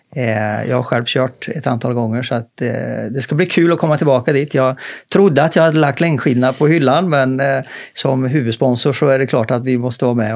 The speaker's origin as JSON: {"language": "Swedish", "town": "Karlstad", "region": "Värmland", "country": "Sweden", "tie": "born or raised there", "moved": "yes", "said": "hemma i Karlstad. Då hade vi ett tekniskt gymnasium"}